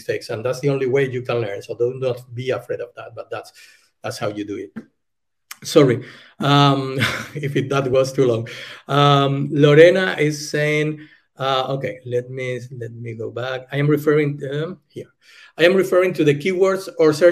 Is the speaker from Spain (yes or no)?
yes; Spain; English is a second language; moved away as an adult; now in Germany; I'm from Spain. I'm living in Germany.